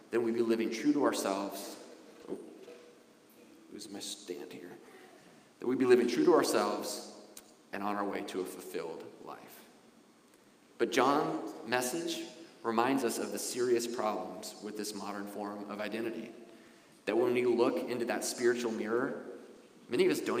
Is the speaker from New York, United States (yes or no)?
no; Wasilla, Alaska, United States; moved away as an adult; also born or lived in Anchorage, Alaska; the life I had growing up in Wasilla, Alaska